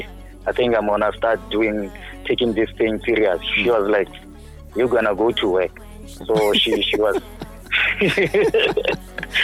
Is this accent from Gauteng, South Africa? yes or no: yes; Hammanskraal, Gauteng, South Africa; now in Centurion, South Africa; I'm from Hammanskraal. I was born in 1990.